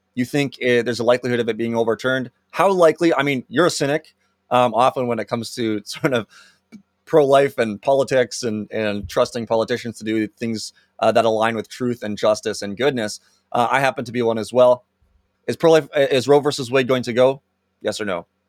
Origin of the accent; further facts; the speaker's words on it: Canada; as Canadians